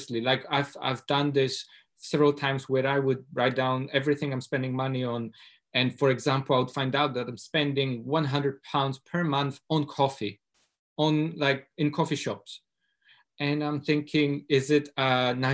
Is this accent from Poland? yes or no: yes; Poland; moved away as an adult; now in Scotland, United Kingdom; I come from Poland, from a working class family, low income, and I came to Scotland 10 years ago